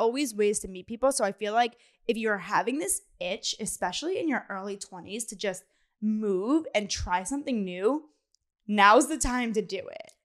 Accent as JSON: {"language": "English", "town": "Philadelphia", "region": "Pennsylvania", "country": "United States", "moved": "as an adult", "lives_now": "New York City, United States", "said": "I'm from Philly"}